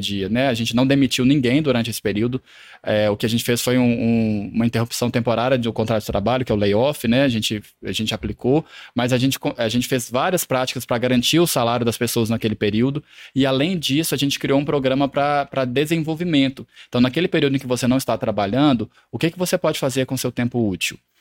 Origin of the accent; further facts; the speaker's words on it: Lavras, Minas Gerais, Brazil; moved away as an adult; now in Belo Horizonte, Brazil; eu sou natural de Lavras, no sul de Minas